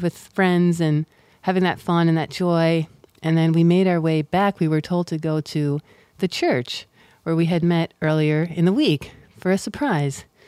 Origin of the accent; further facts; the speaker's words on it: United States; as an American